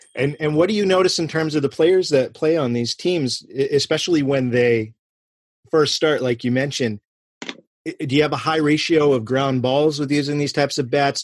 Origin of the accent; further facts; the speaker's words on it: Clinton, Massachusetts, United States; I grew up right outside of Clinton, Massachusetts